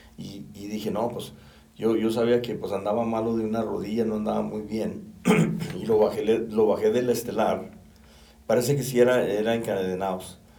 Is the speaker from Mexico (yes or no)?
yes; Río Grande, Zacatecas, Mexico; soy originario de Río Grande